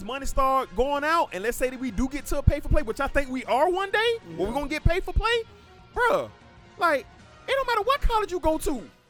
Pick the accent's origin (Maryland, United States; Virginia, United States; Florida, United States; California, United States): Florida, United States; Miami Gardens; moved away as an adult; also born or lived in Michigan; I'm from Miami.